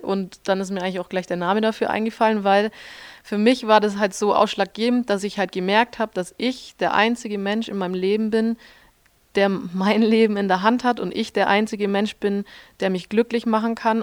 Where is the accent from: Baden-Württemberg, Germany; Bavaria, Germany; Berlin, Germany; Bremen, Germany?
Bavaria, Germany; Schwangau; moved away as an adult; also born or lived in Munich / Switzerland / Austria; das ist das Hotel Rübezahl in Schwangau. Genau, das ist das Hotel meiner Eltern. da bin ich aufgewachsen und groß geworden.